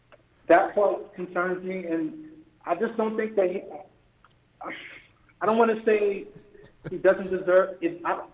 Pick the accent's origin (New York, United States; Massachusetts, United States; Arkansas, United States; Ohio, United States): New York, United States; New York City; I am from Brooklyn